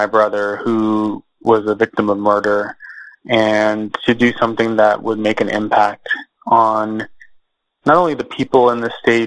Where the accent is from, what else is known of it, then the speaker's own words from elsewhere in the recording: Socorro, New Mexico, United States; also born or lived in Texas; I was born in Socorro, New Mexico, which is a small town.